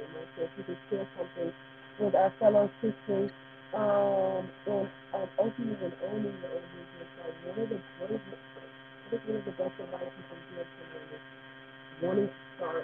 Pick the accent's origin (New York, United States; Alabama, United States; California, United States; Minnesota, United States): California, United States; I mean, I'm Californian